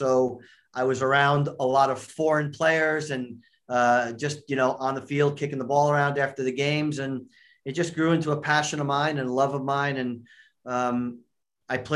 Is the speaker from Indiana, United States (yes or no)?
no; just outside New York, United States; moved away; also born or lived in Cincinnati, Ohio; I grew up in New York, just outside New York